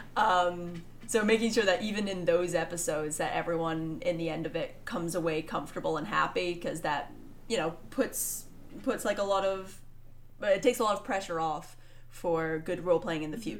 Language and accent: English; Scotland, United Kingdom; I've lived here my entire life and I am a Scottish woman